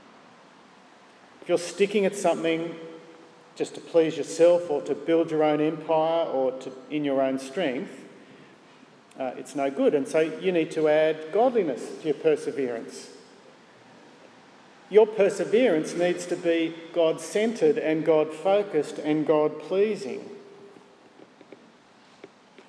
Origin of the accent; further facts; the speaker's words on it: Gosford, New South Wales, Australia; Barry was my youth group leader growing up in Gosford Presbyterian Church